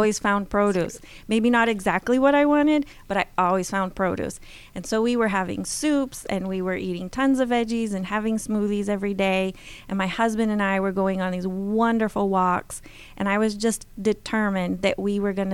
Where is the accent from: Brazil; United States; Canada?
Brazil; I had the wonderful privilege of growing up in Brazil